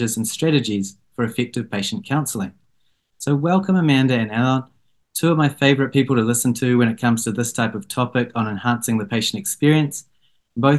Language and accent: English; New Zealand; accent: Kiwi; my Kiwi accent